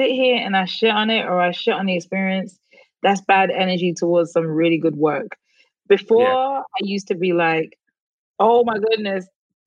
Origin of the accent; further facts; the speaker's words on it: London, United Kingdom; moved away; I grew up in London, like West London, like in the middle, like 10 minutes from Central, like London